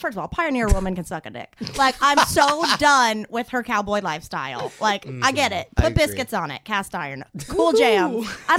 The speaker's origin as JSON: {"language": "English", "region": "the South", "country": "United States", "said": "I'm from the south"}